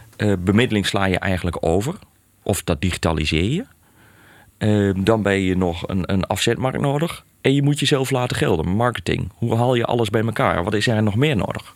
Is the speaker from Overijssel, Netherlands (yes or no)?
yes; Hellendoorn, Overijssel, Netherlands; kom midden uit Overijssel, uit Hellendoorn. Eh, daar eigenlijk geboren en getogen.